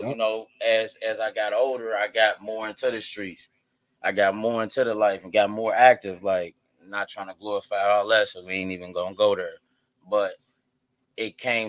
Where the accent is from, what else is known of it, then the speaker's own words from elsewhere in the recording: Cincinnati, Ohio, United States; I'm from Avondale. Hey, whoa, ho. Yeah, I'm saying, born and raised. I went to Rockdale K-6.